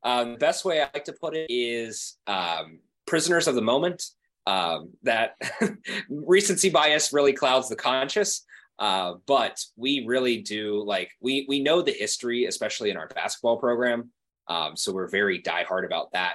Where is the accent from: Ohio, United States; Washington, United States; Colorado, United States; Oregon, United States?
Ohio, United States; Cincinnati; growing up in Cincinnati my whole life